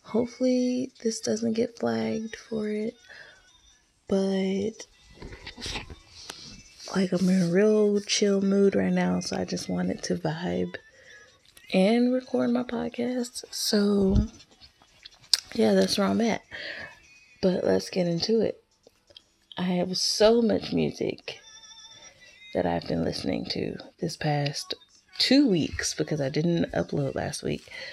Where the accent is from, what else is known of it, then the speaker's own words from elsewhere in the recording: Alabama, United States; I'm from Alabama